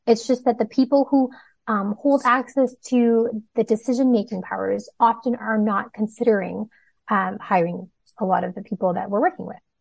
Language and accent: English; Toronto, Ontario, Canada; also born or lived in Hong Kong / Singapore; I was born in Hong Kong, lived a few okay. years in Singapore, um, but most of my life has been spent in Toronto, different parts of Toronto